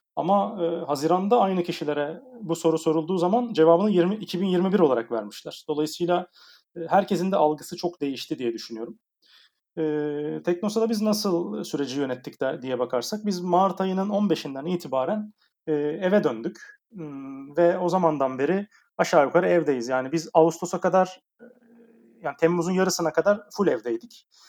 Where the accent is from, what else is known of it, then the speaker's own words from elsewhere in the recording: Aydın, Turkey; moved away as an adult; now in Istanbul, Turkey; Aydın Ege'liyim e, Egeliler olarak biraz rahat insanlarızdır genelde ama İstanbul çok bize göre değil.